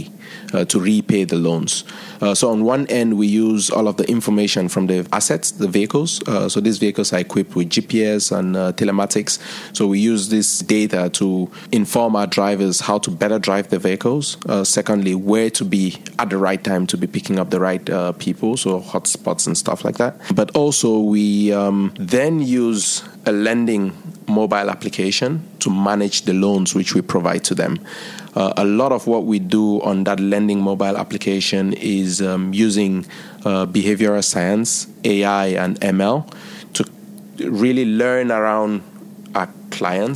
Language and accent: English; Cameroon; now in India; I'm originally from Cameroon